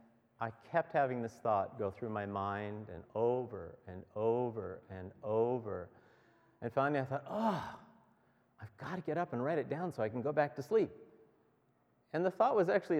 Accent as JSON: {"language": "English", "town": "Beckwith", "region": "Ontario", "country": "Canada", "said": "we're from Beckwith."}